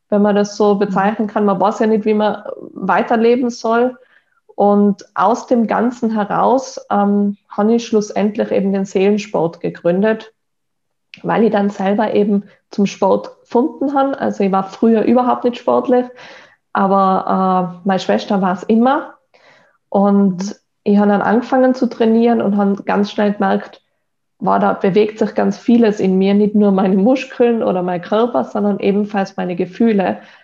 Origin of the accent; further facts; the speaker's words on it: Tyrol, Austria; ich bin in Tirol aufgewachsen